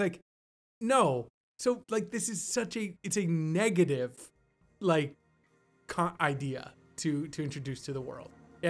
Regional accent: Florida, United States; I'm a Florida baby.

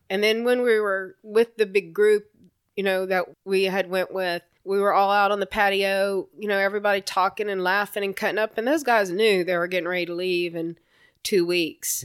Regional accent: Lake Charles, Louisiana, United States; moved away as an adult; now in Texas, United States; It was great growing up in the South

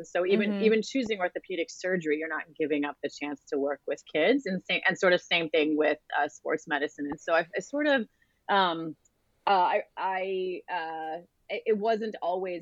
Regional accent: Delaware, United States; moved away as an adult; I grew up in Delaware

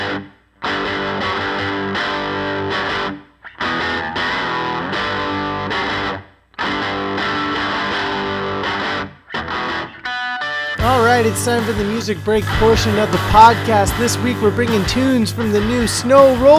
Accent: Oregon, United States; moved away; I'm from Oregon

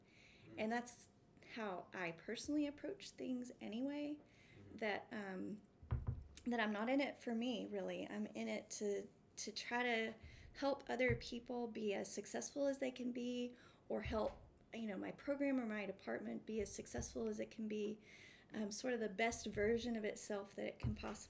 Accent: Abernathy, Texas, United States; moved away as an adult; also born or lived in Boston; now in St. Louis, United States; I grew up in Texas. Yes. I grew up in West Texas, between Lubbock and Amarillo, in a little town called Abernathy.

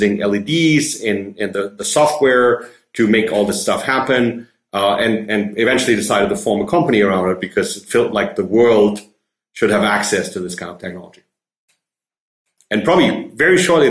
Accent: Germany; English is a second language; moved away as an adult; also born or lived in Vancouver, Canada; now in Montreal, Canada; I grew up in Germany, obviously speak German.

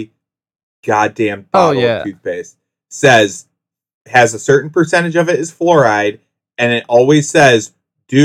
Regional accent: Whitesville, New York, United States; I grew up in the Whitesville, New York, is out in the country

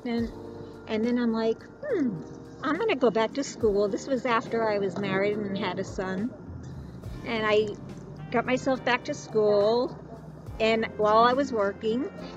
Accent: Cranston, Rhode Island, United States; also born or lived in Barrington, Rhode Island; I was born and raised in Rhode Island. I grew up in Cranston and then moved to Barrington and went to high school in Barrington

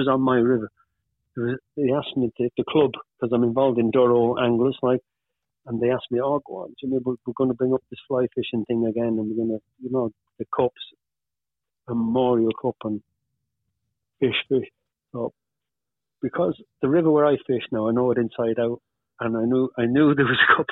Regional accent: Wales, United Kingdom; moved away as an adult; also born or lived in Pontypool / Undy / Manchester; now in Ireland; I was brought up in Wales

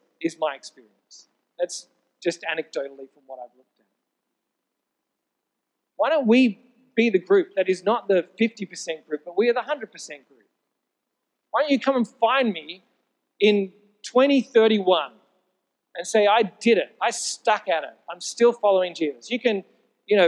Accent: Sydney, New South Wales, Australia; I grew up in Sydney.

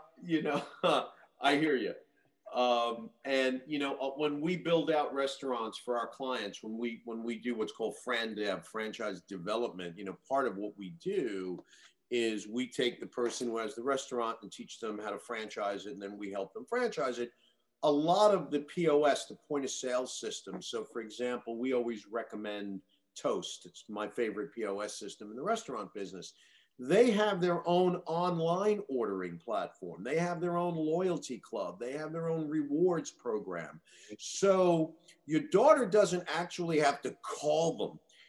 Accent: Queens, New York, United States; I grew up in Queens. I know it really.

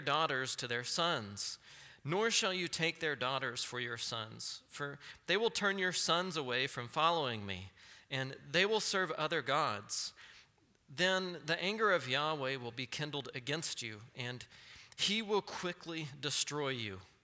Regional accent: Texas, United States; I'm from Texas

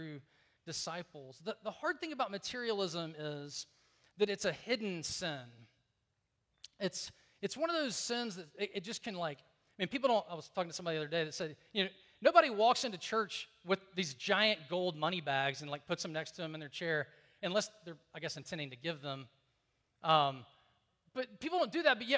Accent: Deep South, United States; I grew up in the Deep South

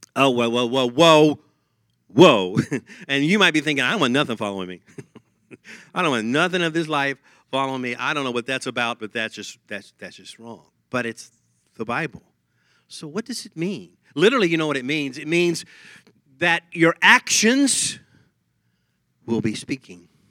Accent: Texas, United States; accent: Texas; my Texas accent comes out

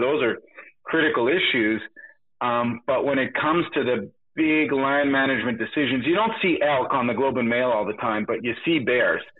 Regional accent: Montreal, Quebec, Canada; I was born in Montreal

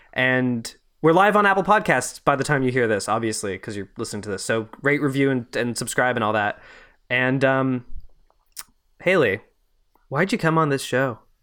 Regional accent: Montreal, Quebec, Canada; I grew up in, uh, Montreal

